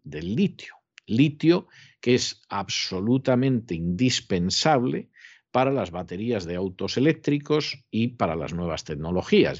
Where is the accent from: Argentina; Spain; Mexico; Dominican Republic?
Spain; moved away; en España, que es mi país de origen